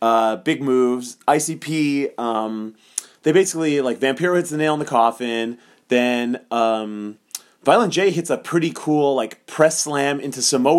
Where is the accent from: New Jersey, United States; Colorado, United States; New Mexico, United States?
New Mexico, United States; Las Cruces; We are from Las Cruces, New Mexico.